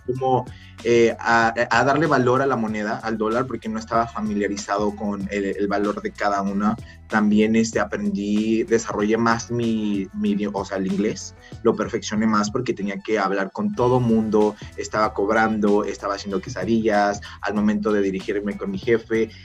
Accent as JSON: {"language": "Spanish", "country": "Mexico", "moved": "as an adult", "lives_now": "Canada", "said": "yo me vine aquí a los 21 años, justo cumplí 21 años acá"}